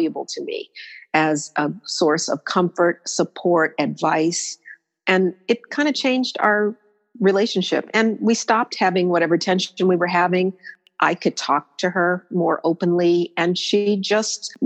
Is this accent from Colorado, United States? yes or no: yes; Denver, Colorado, United States; moved away as an adult; also born or lived in Boulder, Colorado / New York City; I lived not far from where I grew up in Denver